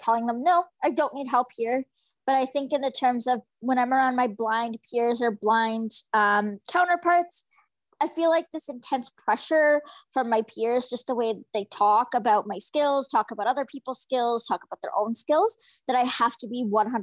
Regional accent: Fraser Valley, British Columbia, Canada; I'm from the Fraser Valley in British Columbia

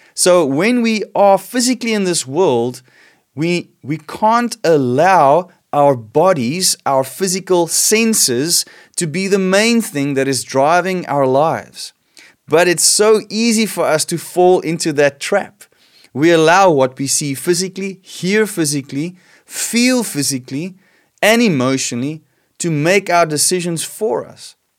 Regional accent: South Africa; I love being South African. I love being Afrikaans and being in this nation

